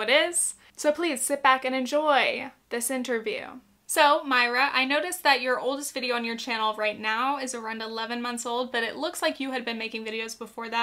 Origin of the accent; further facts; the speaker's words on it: Arizona, United States; I am from Arizona. Turquoise reminds me of my grandma, it reminds me of home, it reminds me of the desert